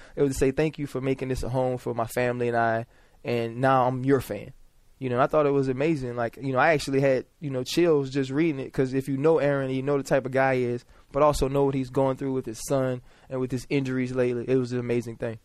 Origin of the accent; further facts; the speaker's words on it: New Orleans, Louisiana, United States; moved away; just being from there, always, as a kid, you know, we'd have games in the Superdome when I was playing recreational